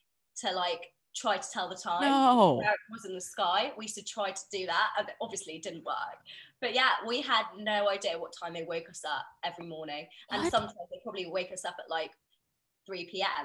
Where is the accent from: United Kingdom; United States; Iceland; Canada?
United Kingdom; I'm Indian, where there's so many of us in the UK